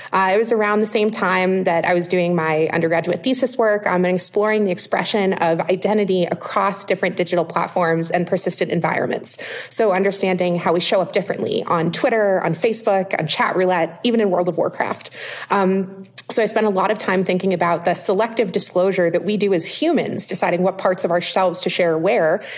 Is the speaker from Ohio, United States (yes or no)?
yes; Ohio, United States; I grew up on a little farm in Ohio